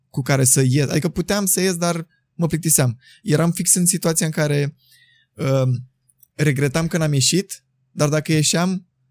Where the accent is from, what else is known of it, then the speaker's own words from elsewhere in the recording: Buzău, Buzău County, Romania; moved away as an adult; now in Bucharest, Romania; eu sunt din Buzău